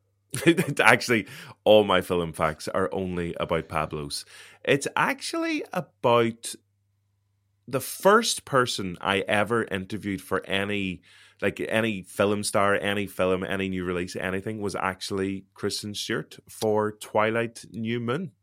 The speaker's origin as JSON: {"language": "English", "town": "Derry", "region": "Northern Ireland", "country": "United Kingdom", "accent": "Derry", "said": "I'm from Derry, so I have a Derry"}